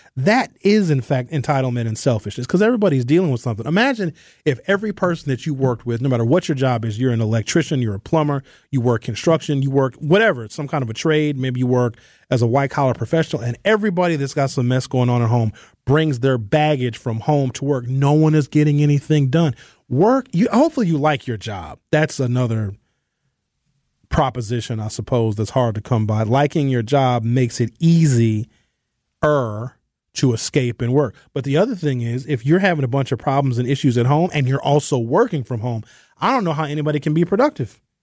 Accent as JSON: {"language": "English", "town": "Brown Deer", "region": "Wisconsin", "country": "United States", "tie": "born or raised there", "said": "growing up in Brown Deer and having my family live on the North Side"}